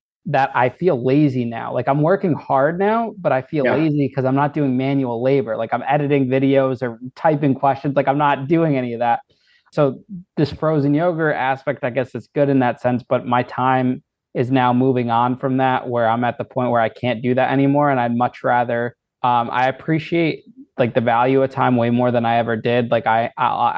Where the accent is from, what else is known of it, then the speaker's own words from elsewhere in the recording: Danbury, Connecticut, United States; I was in Danbury, my hometown